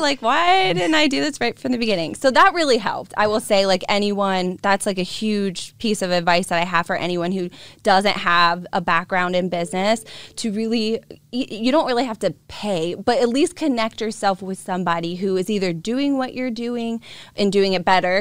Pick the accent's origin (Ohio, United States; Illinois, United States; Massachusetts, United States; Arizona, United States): Ohio, United States; Boardman; I was born and raised in Boardman, Ohio